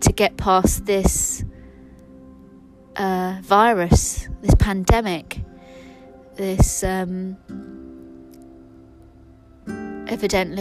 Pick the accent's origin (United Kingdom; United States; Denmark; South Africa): United Kingdom; London; I'm from London. I'm from West London